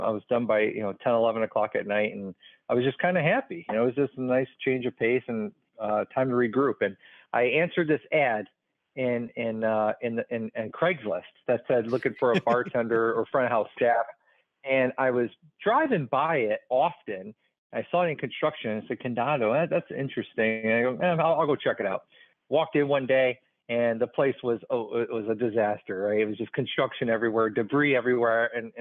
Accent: Chicago, Illinois, United States; moved away as an adult; also born or lived in Pearl Harbor, Hawaii; now in Columbus, United States; I was born and raised in Chicago, Illinois

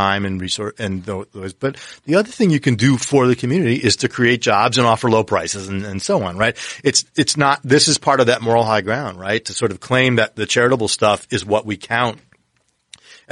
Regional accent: Detroit, Michigan, United States; I grew up in Detroit. I'm a Lions fan

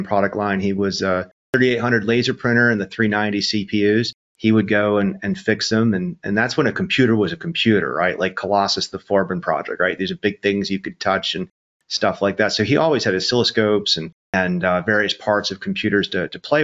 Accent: Syracuse, New York, United States; also born or lived in Rochester, New York; I was born in Rochester, grew up in Syracuse

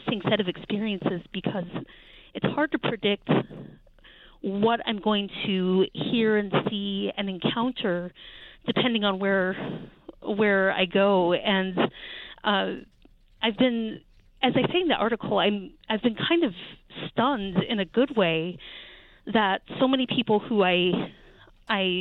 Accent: Charlottesville, Virginia, United States; my hometown in Charlottesville, Virginia

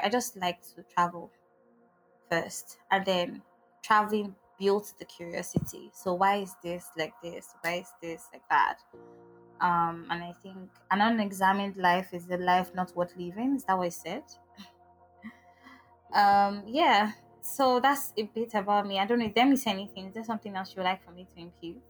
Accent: Agbara, Ogun State, Nigeria; also born or lived in Imo State / Owerri; now in Lagos, Nigeria; I grew up somewhere in Ogun State called Agbara Estate

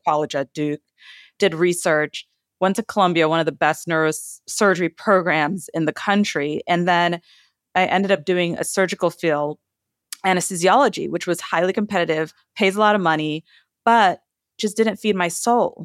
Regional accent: Trinidad & Tobago; moved away; I come from a Caribbean household. I was born in Trinidad

